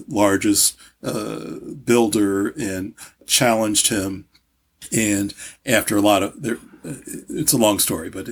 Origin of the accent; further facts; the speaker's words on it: St. Louis, Missouri, United States; moved away; also born or lived in Baltimore, Maryland / Kansas City, Missouri / Hartford, Connecticut; I was born in St. Louis